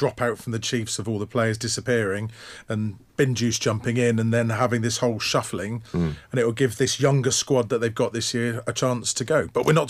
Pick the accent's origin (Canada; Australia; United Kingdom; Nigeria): United Kingdom; West Country, South West England; we're from the West Country